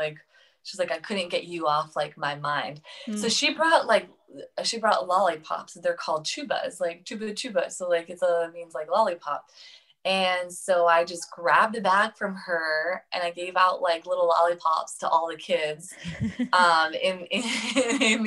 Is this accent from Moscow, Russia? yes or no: no; Saint Petersburg, Russia; moved away; I grew up in St. Petersburg, Russia, with spina bifida